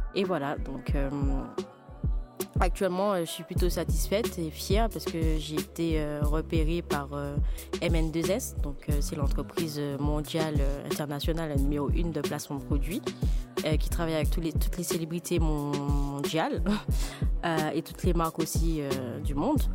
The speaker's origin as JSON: {"language": "French", "country": "Martinique", "also_born_or_lived": "Paris / United States", "moved": "yes", "said": "je suis martiniquaise, mais je vis entre Paris et les États-Unis."}